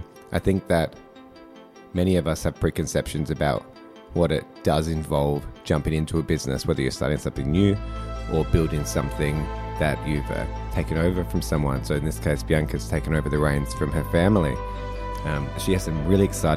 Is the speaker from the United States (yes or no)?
no; Adelaide, South Australia, Australia; I grew up in Adelaide like as a teenager